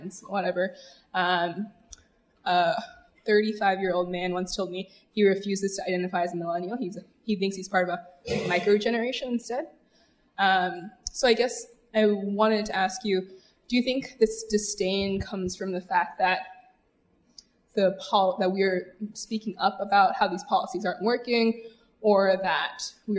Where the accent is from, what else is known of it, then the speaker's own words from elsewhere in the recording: United States; moved away; I'm an American here for graduate school.